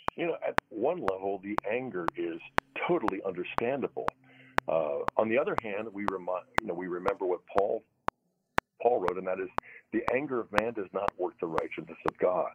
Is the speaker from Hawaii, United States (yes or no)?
no; Pittsburgh, Pennsylvania, United States; the paper I used to deliver when I was a preteen uh, growing up in Pittsburgh